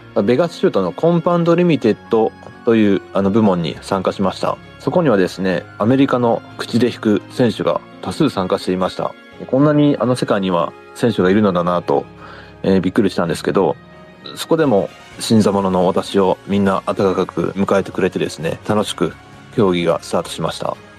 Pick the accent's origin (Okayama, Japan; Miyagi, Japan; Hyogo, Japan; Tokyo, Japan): Okayama, Japan; Kurashiki; 私はずっと倉敷に、あの、住んでいます